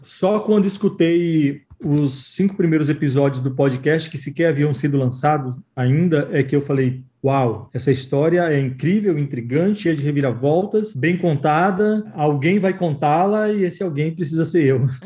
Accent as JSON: {"language": "Portuguese", "town": "Mairi", "region": "Bahia", "country": "Brazil", "tie": "born or raised there", "said": "eu sou do interior da Bahia e lá na minha cidade"}